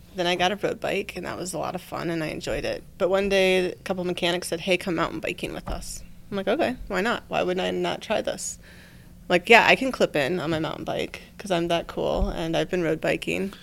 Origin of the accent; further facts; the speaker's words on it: Washington, United States; moved away as an adult; now in Iowa, United States; born and kinda raised out in Washington State